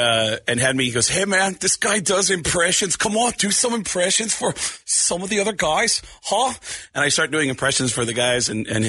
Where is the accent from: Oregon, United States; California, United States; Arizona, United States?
Arizona, United States; moved away; I grew up here in Arizona. Well, my formative years were here in Arizona.